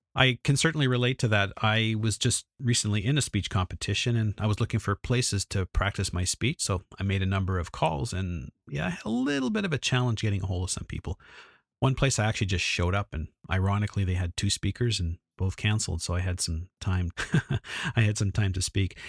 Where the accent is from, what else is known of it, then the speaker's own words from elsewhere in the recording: Edmonton, Alberta, Canada; I'm from Edmonton, went to Vancouver, which is an hour and a half plane ride away